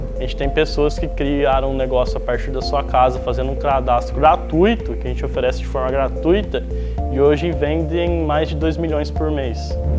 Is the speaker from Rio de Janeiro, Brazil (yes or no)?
no; Osvaldo Cruz, São Paulo, Brazil; eu sou Oswaldo cruzense, nasci em Oswaldo Cruz